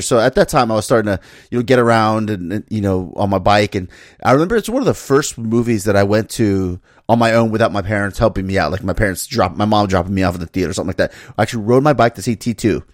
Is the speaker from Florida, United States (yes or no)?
yes; Miami, Florida, United States; me growing up in Miami